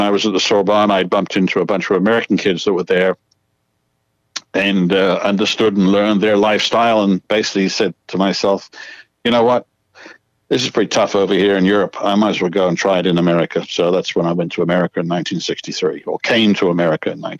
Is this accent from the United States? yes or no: no; England, United Kingdom; moved away; I was from England